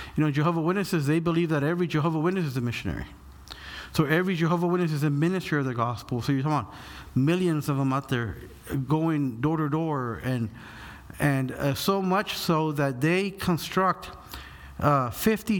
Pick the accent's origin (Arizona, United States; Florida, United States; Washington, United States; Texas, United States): Texas, United States; Corpus Christi; also born or lived in Brooklyn, New York; now in Kansas City, United States; I'm originally lived from Corpus Christi, Texas, South Texas